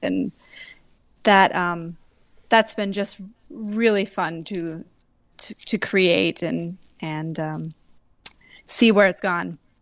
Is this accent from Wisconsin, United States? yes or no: yes; Madison, Wisconsin, United States; moved away as an adult; now in Providence, United States; I am from Madison, Wisconsin, bought a recent transplant from twenty fifteen to the Providence, Rhode Island area